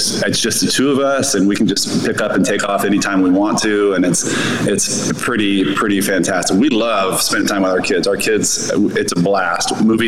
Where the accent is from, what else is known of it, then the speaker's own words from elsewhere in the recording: Southern California, United States; moved away as an adult; also born or lived in Northern Indiana; now in Miami, United States; I was born and raised in Southern California